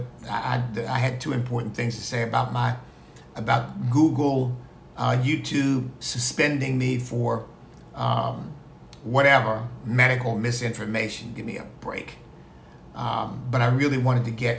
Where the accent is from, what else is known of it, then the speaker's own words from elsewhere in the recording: United States; I'm Black. I'm an American of African ancestry